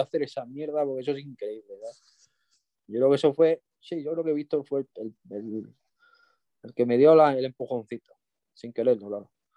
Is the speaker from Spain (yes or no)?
yes; Extremadura, Spain; also born or lived in Mallorca; now in Cáceres, Spain; Yo me considero extremeño, yo nací en Mallorca, pero yo, yo me he criado en Extremadura.